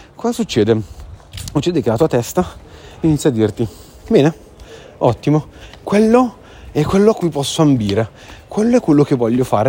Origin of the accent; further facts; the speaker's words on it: Sardinia, Italy; moved away; sono sardo